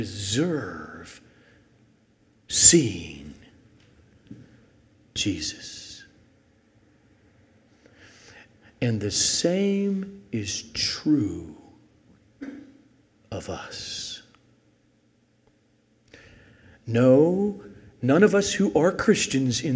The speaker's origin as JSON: {"language": "English", "town": "El Segundo", "region": "California", "country": "United States", "tie": "born or raised there", "said": "raised in El Segundo, California, in a Roman Catholic family"}